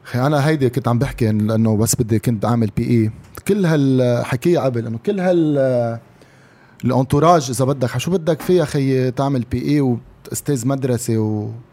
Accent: Lebanon; نحن بالسترينث اند كونديشنينج كلبنانيه

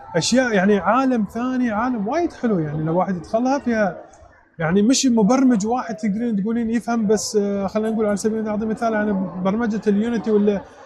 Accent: United Arab Emirates; نحن كاماراتيين او كخليجيين او كعربيين

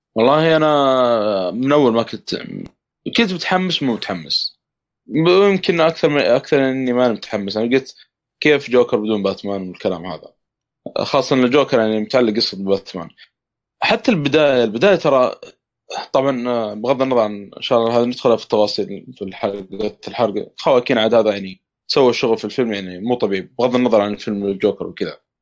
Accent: Saudi Arabia; عندنا في السعوديه

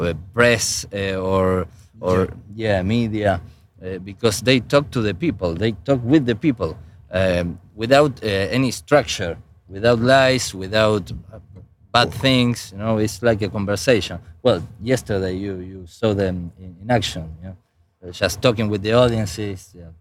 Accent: Argentina; English is a second language; I'm an entrepreneur from Argentina

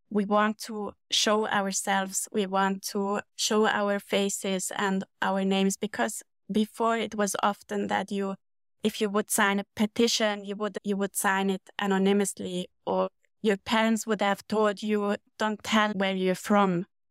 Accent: Switzerland; moved away as an adult; also born or lived in Munich, Germany; I grew up in Switzerland

